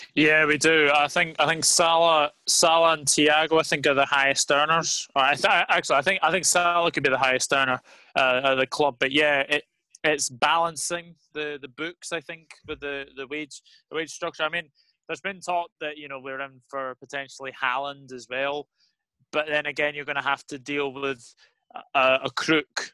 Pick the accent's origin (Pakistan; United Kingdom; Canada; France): United Kingdom; Scotland; as a Scotsman